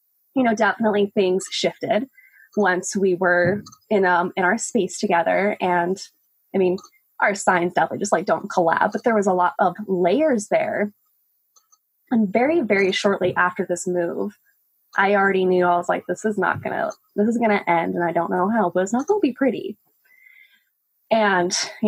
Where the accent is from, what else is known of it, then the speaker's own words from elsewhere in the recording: Albuquerque, New Mexico, United States; moved away as an adult; now in Portland, United States; I moved to Portland, actually a year ago to this day, from my hometown, Albuquerque. I lived in New Mexico for almost 26 years